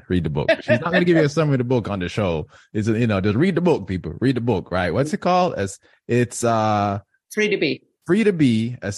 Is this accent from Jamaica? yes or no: yes; Jamaica; I grew up in Jamaica, a very strict community